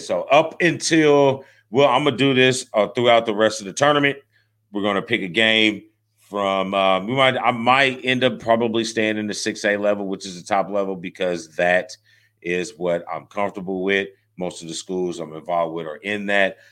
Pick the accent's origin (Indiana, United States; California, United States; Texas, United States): Indiana, United States; Indianapolis; I'm from Indy